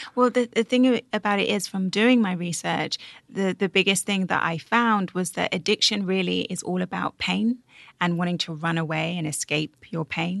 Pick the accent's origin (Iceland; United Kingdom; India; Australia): United Kingdom; I'm British